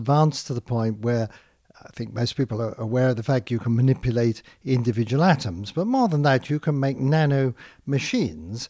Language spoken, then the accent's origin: English; United Kingdom; accent: British; moved away; I'm British born, and so it's especially wonderful for me to be recognised in my home country